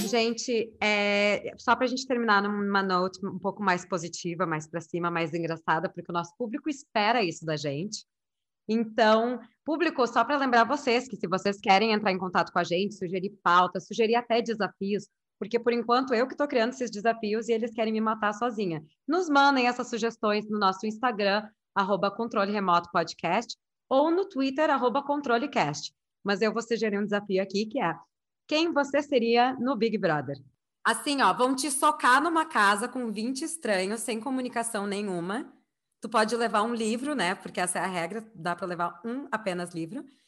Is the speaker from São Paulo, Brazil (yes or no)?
no; Rio Grande do Sul, Brazil; eu sou gaúcha